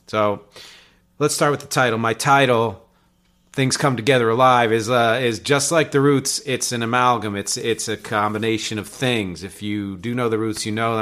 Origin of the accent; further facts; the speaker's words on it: just outside of Philly, in New Jersey, United States; also born or lived in Philadelphia, Pennsylvania; born in Philly, raised just outside of Philly, in New Jersey